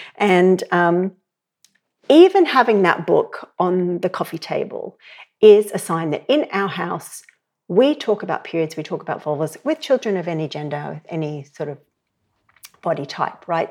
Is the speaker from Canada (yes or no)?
no; Australia; moved away as an adult; now in Ireland; You can hear from my accent. I'm, I would grow up in Australia. I've been in Ireland for twenty years.